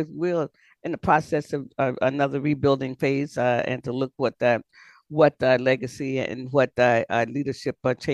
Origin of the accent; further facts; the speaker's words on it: Florida, United States; I grew up in Florida, so I understand things. So I am a Floridian by birth and raised in Florida